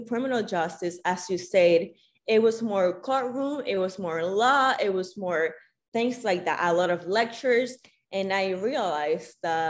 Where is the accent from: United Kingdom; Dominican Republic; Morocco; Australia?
Dominican Republic; moved away as an adult; I'm from the Dominican Republic. So I did my high school years in the Dominican Republic